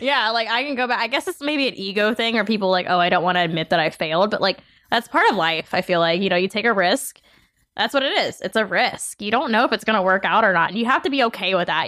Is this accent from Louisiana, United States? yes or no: yes; New Orleans area, Louisiana, United States; moved away as an adult; now in Los Angeles, United States; I didn't grow up in New Orleans proper